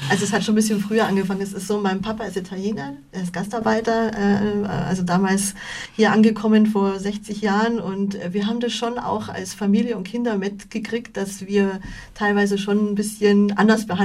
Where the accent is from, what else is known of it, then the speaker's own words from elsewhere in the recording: Starnberg, Bavaria, Germany; In Stamberg. In Stamberg. Genau, ja, ich komme ja, aus Stamberg.